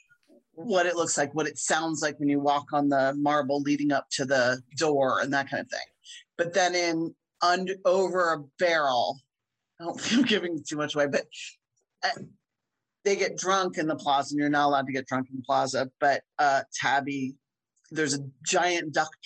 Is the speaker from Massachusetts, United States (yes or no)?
no; near Philadelphia, Pennsylvania, United States; now in Chicago, United States; I grew up near Philly